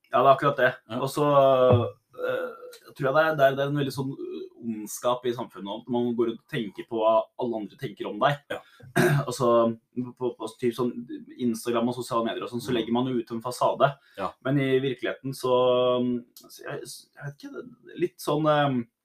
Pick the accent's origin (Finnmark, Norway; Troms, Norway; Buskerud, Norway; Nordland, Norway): Buskerud, Norway; Drammen; jeg er jo fra Drammen, da, som er en veldig multikulturell by. Ja. Så jeg har jo liksom gått på ungdomsskole med somalere